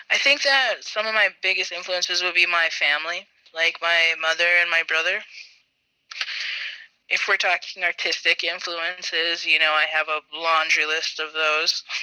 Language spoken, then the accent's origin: English; Bismarck, North Dakota, United States; also born or lived in Belcourt, North Dakota; I grew up in Bismarck, North Dakota, but my family is from the Turtle Mountains in Belcourt, North Dakota. So, I went to school and um, lived in Bismarck, but in the summers I would um, go live with my grandma in Belcourt